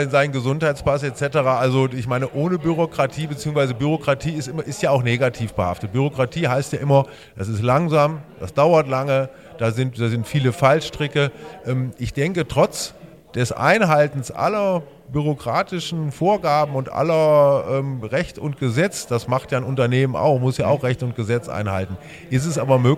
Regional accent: Trendelburg, Hesse, Germany; Das, das, sage ich sehr gerne, weil ich meine Heimat liebe, weil ich mich dafür einsetzen will, dass die Stadt Trendelburg noch ein bisschen noch schöner wird.

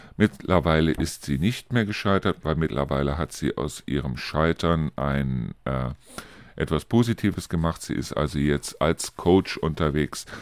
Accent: Germany; hier bei uns in Deutschland

